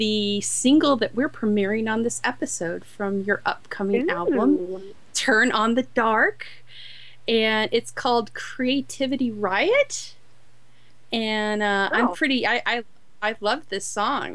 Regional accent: Illinois, United States; what I went through in Illinois

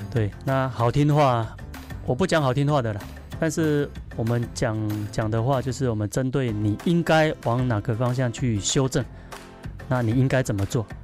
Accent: Taiwan; 回到我的家乡

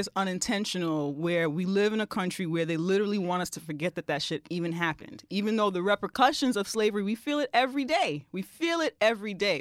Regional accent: New York, United States; I'm also a native New Yorker and I'm also Caribbean and American

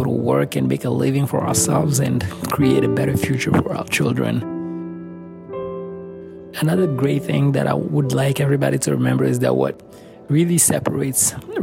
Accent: Lomé, Maritime, Togo; also born or lived in Rwanda; now in Buffalo, United States; When I think of home, I think of Lomé, Togo in West Africa.

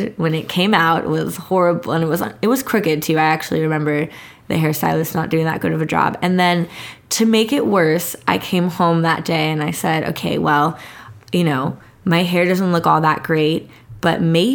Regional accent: San Diego, California, United States; I grew up in Mira Mesa's predominantly Asian community

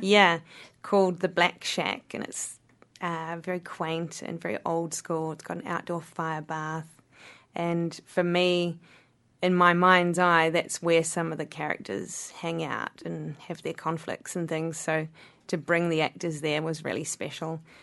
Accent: Wanaka, Otago, New Zealand; Wanaka is my hometown

